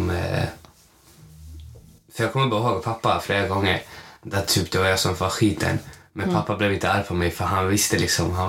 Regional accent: Malmö, Skåne, Sweden; jag är från Malmö, jag

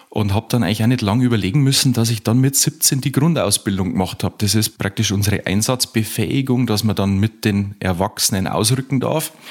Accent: Upper Palatinate, Bavaria, Germany; Aus Kaum in der Oberpfalz in Bayern.

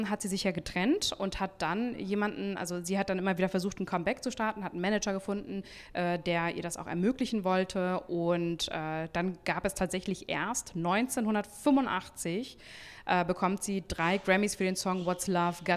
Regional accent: Hamburg, Germany; Wir kommen ja auch aus Hamburg.

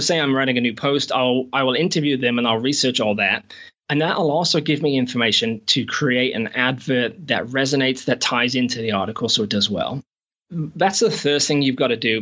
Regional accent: England, United Kingdom; moved away as an adult; also born or lived in Shropshire / America / Canada; now in New Zealand; I'm actually from England, but I've not been back in eight or nine years

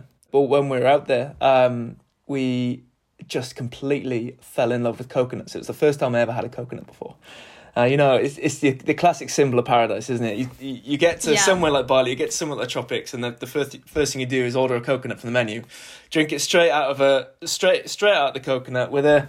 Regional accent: Wales, United Kingdom; I'm Welsh, so growing up

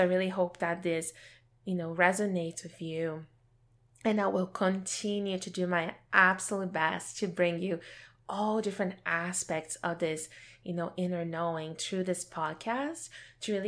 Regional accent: Brazil; my growing up in Brazil

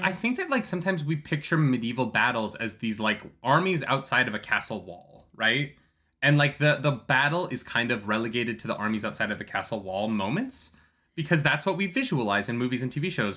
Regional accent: Canada; I'm Canadian

